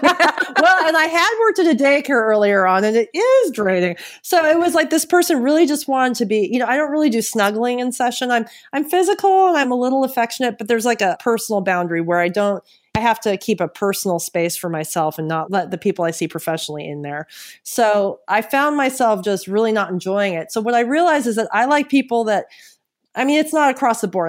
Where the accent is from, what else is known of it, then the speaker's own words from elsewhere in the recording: San Francisco, California, United States; moved away as an adult; now in Los Angeles, United States; I'm originally from San Francisco. I'm actually relocating back there in the summer, but I've lived in L A for three years